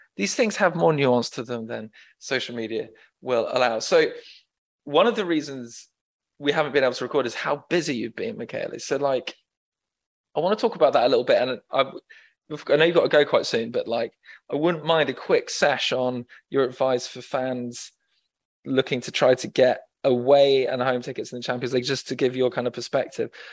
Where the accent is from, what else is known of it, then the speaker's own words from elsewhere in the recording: England, United Kingdom; my experience as an Englishman in Naples when I visited frequently